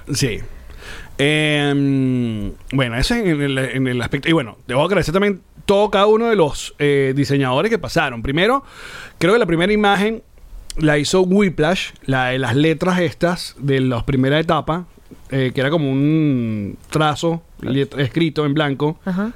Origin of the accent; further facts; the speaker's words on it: Venezuela; como venezolanos